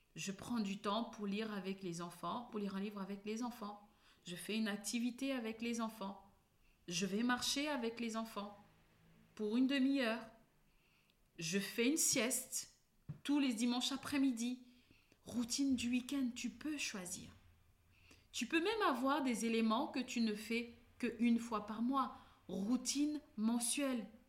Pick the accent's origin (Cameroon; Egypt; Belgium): Cameroon; je suis née au Cameroun